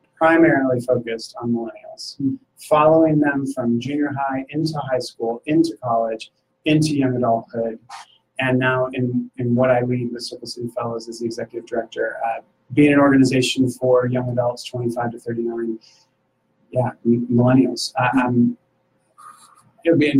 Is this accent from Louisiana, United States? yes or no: no; Syracuse, New York, United States; now in Indianapolis, United States; I was actually born here. And then when my family, when I was about 2 years old, my family moved to Syracuse, New York area